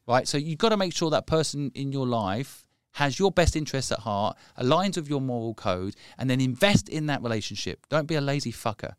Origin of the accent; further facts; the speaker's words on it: England, United Kingdom; I am English